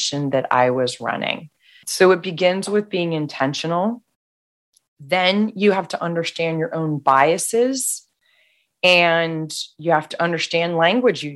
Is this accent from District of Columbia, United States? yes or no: yes; Washington, District of Columbia, United States; I was raised in the Washington, D.C. area.